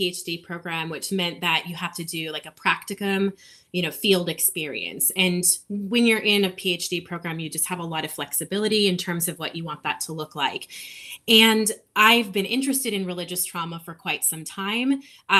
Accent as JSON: {"language": "English", "region": "Minnesota", "country": "United States", "moved": "as an adult", "lives_now": "Nashville, United States", "said": "I'm originally from Minnesota"}